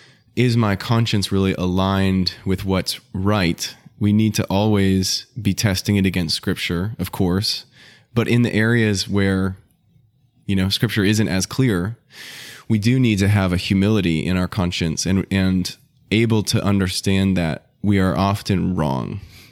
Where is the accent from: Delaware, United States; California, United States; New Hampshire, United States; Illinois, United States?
New Hampshire, United States; there's a great brother who I grew up in New Hampshire